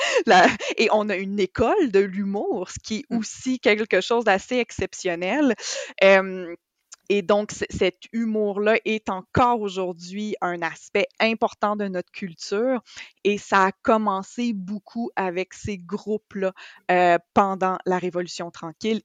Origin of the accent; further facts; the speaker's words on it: Quebec, Canada; en tant que Québécois et Québécoise